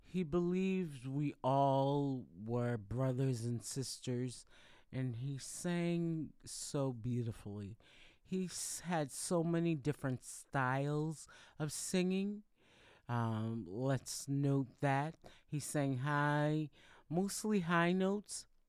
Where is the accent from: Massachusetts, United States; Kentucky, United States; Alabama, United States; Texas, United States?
Massachusetts, United States; Boston; I'm located, I'm from Boston, Massachusetts